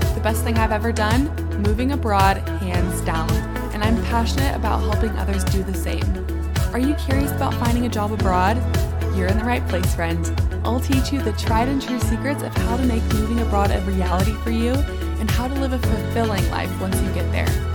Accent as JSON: {"language": "English", "country": "United States", "moved": "as an adult", "lives_now": "London, United Kingdom", "said": "I get to be that American who moved abroad"}